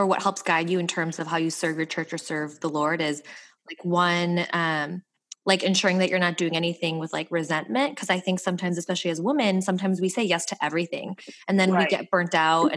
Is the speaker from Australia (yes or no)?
no; Midwest, United States; I grew up like in the Midwest